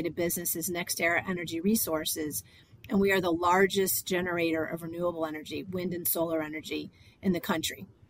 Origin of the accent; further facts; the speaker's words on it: Florida, United States; I'm a Florida girl. I was raised in Florida while not born here